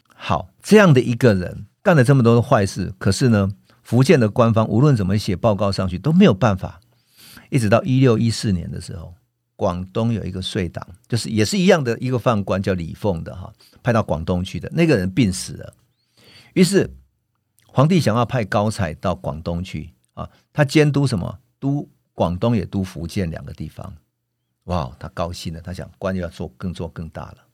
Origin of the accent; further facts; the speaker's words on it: Taiwan; 我们作为台湾人的想法